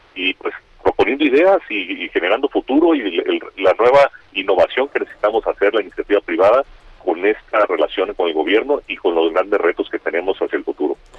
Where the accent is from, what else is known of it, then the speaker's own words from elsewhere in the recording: Mexico; mi país